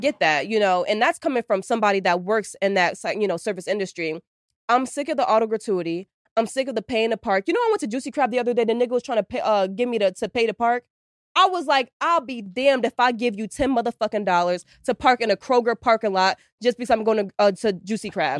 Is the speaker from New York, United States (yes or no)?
yes; New York, United States; moved away; I'm, I'm from New York